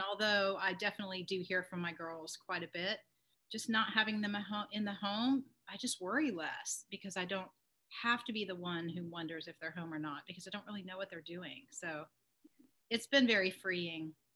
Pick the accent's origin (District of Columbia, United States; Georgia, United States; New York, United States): Georgia, United States; Atlanta; moved away as an adult; also born or lived in Wyoming; I grew up in Atlanta